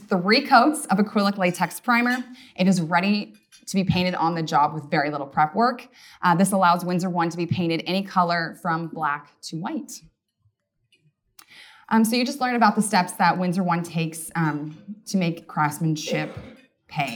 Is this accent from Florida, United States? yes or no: no; Issaquah, Washington, United States; also born or lived in Black Diamond, Washington; I grew up in Issaquah, Washington